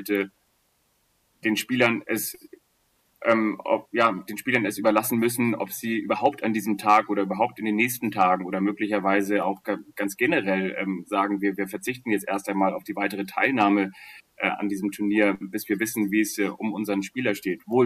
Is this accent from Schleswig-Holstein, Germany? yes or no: yes; Kiel, Schleswig-Holstein, Germany; Also ich komme ja ursprünglich aus Kiel, dann wäre das gegangen über den Ostseeweg